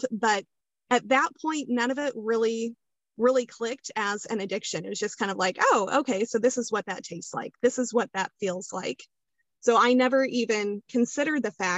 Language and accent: English; Kansas, United States; I am from Kansas